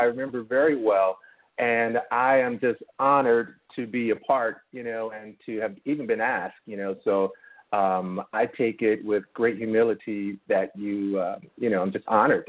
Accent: Michigan, United States; also born or lived in Birmingham, Alabama / Baltimore, Maryland; I'm from Michigan. I was actually born in Birmingham, Alabama. My parents migrated to Michigan, you know, for work and everything.

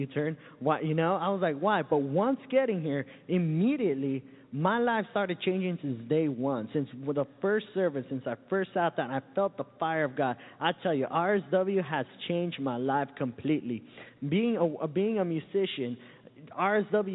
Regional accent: Santa Ana, California, United States; now in Florida, United States; I come all the way from Southern California, a little town called Santa Ana.

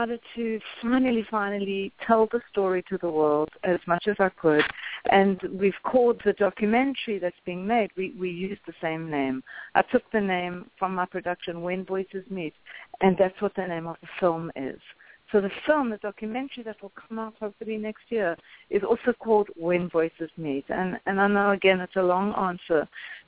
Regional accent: South Africa; moved away as an adult; now in United States; I was born in South Africa. My parents were born in South Africa as well.

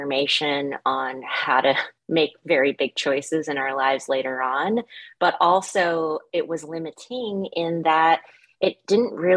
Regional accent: the South, United States; moved away; growing up in the South, I was smack dab in the Bible Belt

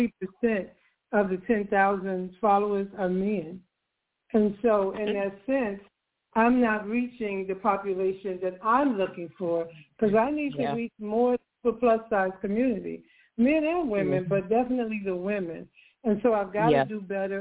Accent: Chicago, Illinois, United States; moved away as an adult; also born or lived in Georgia; now in Atlanta, United States; I'm not from Atlanta. I'm from Chicago.

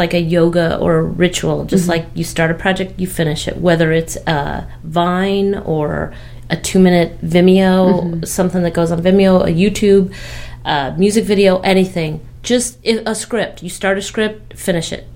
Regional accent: Kentucky, United States; also born or lived in Los Angeles / Park City, Utah; now in Evanston, United States; I grew up in Kentucky

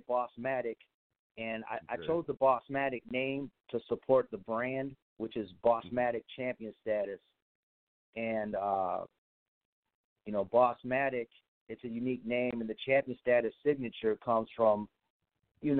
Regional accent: Midwest, United States; now in Texas, United States; we're from the Midwest, but we live in Texas now

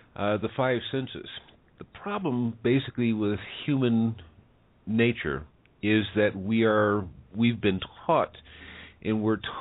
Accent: United States; now in Mexico; I'm an American, lives in Mexico

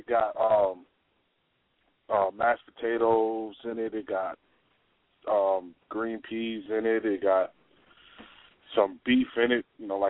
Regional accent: New York City, New York, United States; growing up in New York

